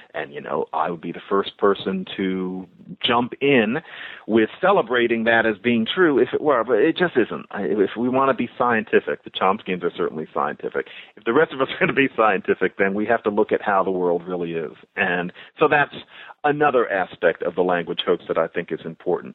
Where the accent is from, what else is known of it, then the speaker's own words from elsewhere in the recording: United States; we're American